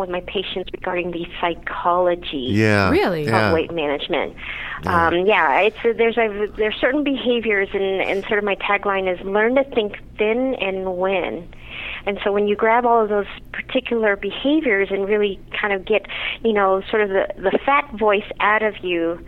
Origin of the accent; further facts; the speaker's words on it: Kansas, United States; moved away as an adult; now in Denver, United States; I'm actually originally from Kansas, but I did my residency training in Denver